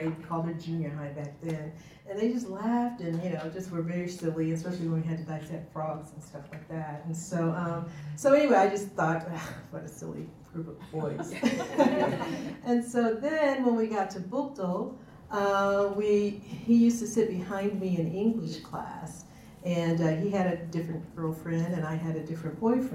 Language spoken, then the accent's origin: English; Akron, Ohio, United States; also born or lived in Cleveland, Ohio / Buffalo, New York / Houston, Texas; I was born in Cleveland, but don't remember that, and grew up in Akron in the Edgewood Homes